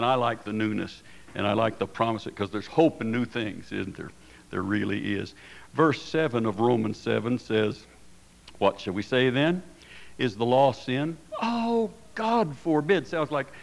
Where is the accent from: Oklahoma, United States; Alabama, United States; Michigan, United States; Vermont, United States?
Oklahoma, United States; now in Casper, United States; I grew up in Oklahoma during the the Prohibition days